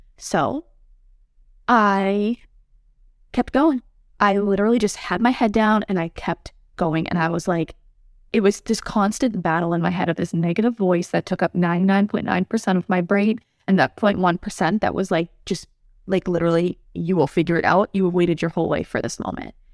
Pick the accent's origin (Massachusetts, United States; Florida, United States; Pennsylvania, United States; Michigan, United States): Massachusetts, United States; moved away as an adult; also born or lived in New Mexico; We're from Massachusetts, both of us